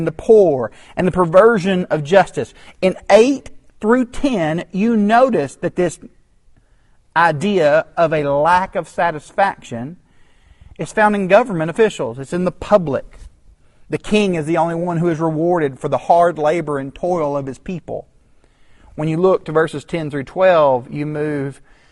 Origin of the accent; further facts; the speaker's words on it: Chattanooga, Tennessee, United States; my hometown of Chattanooga